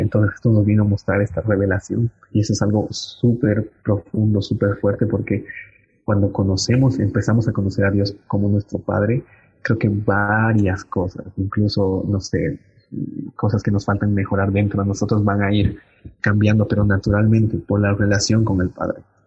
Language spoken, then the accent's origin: Spanish; Cochabamba, Bolivia; como bolivianos realmente tenemos mucho para dar